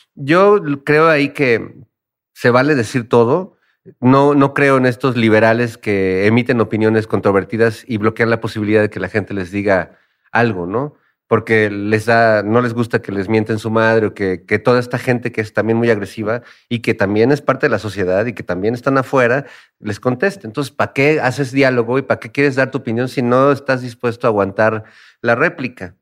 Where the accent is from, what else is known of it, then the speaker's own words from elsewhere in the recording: Mexico City, Mexico; todo lo que hemos vivido también como mexicanos y como habitantes de la Ciudad de México